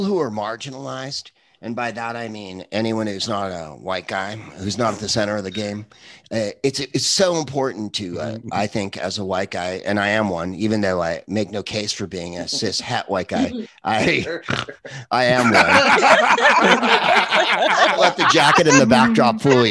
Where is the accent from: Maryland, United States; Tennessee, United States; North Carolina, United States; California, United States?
California, United States; San Carlos; So I am from San Carlos